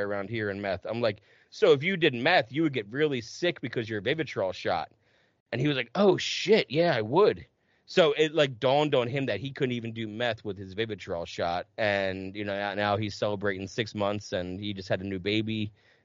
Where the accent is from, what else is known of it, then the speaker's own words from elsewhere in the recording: New Jersey, United States; moved away; also born or lived in Plymouth, Massachusetts / Carver, Massachusetts / Middleborough, Massachusetts / Los Angeles; I grew up in Jersey where it's super confusing too